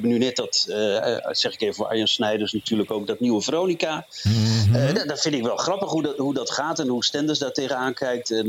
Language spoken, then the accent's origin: Dutch; Drenthe, Netherlands; Maar eh, nee, ik ben Drent